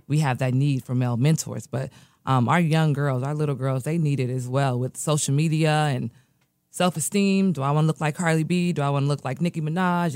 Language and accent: English; United States; also born or lived in Nigeria; I was born in America